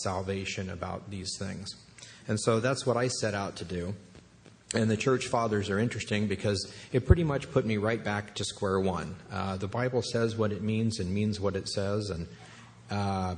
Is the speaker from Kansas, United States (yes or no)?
yes; Kansas, United States; I grew up in Kansas